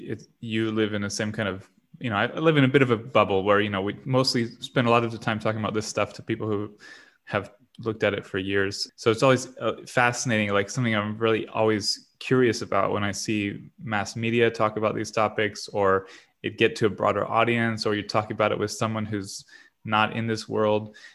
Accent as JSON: {"language": "English", "region": "Southwest Florida", "country": "United States", "said": "I'm from Southwest Florida where we don't have waves"}